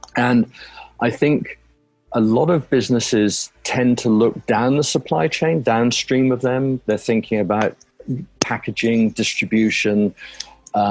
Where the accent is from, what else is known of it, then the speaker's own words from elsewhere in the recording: United Kingdom; moved away as an adult; now in North Carolina, United States; I'm a Brit originally, and moved over to the U.S. Nearly 20 years ago